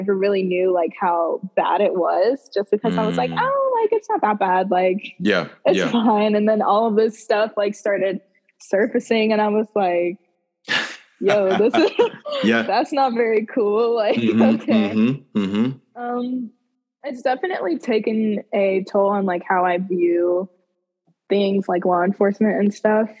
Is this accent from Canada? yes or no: no; the South, United States; growing up in the South